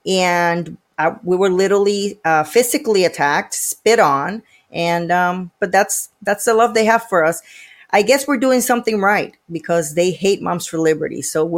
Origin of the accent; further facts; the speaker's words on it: Puerto Rico; now in United States; Puerto Rico. I moved here 20 years ago.